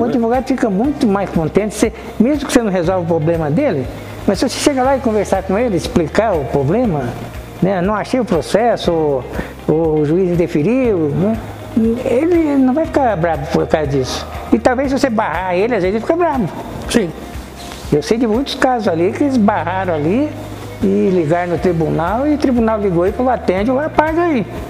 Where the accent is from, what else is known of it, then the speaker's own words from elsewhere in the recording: Minas Gerais, Brazil; also born or lived in Goiás; now in Cascavel, Brazil; eu sou mineiro